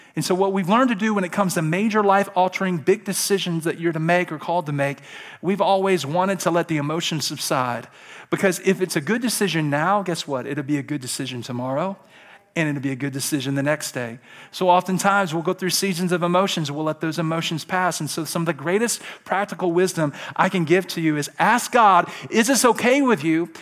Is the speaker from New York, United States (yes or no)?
no; Alabama, United States; I'm from Alabama.